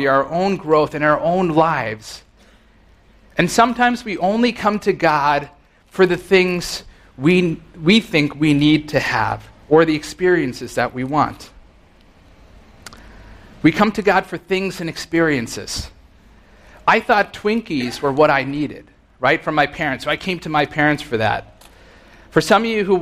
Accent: Rockland County, New York, United States; I grew up in Rockland County

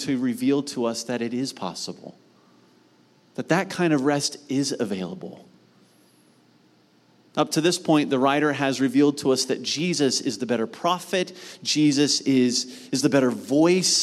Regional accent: Mount Vernon, Ohio, United States; Where I grew up in Mount Vernon, Ohio, we had a ranch-style home

